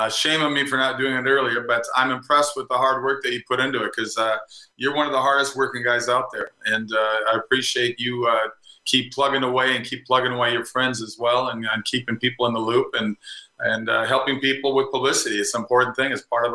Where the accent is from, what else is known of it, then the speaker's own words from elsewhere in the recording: Minnesota, United States; moved away as an adult; also born or lived in California; now in Florida, United States; I grew up in Minnesota. I don't miss the cold winters anymore. I left right after college.